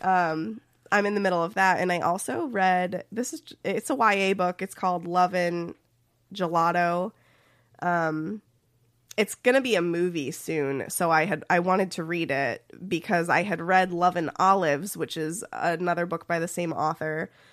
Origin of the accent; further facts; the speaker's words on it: Ohio, United States; accent: Midwestern; I am from Ohio